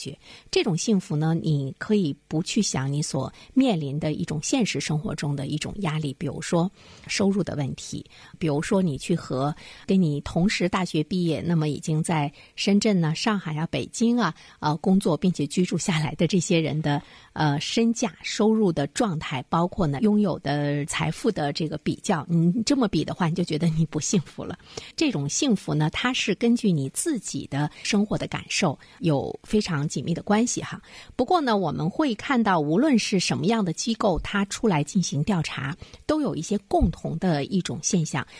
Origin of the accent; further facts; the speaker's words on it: Dalian, Liaoning, China; 作为大连人来讲，我真的是觉得越来越觉得生活在大连很幸福